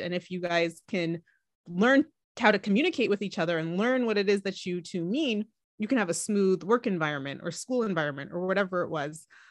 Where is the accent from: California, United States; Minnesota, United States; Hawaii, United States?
California, United States; also born or lived in Atlanta, Georgia; I was born in Atlanta, Georgia. Um, and then we moved to California when I was about five years old, so I pretty much feel like I'm a Cali-, Cali girl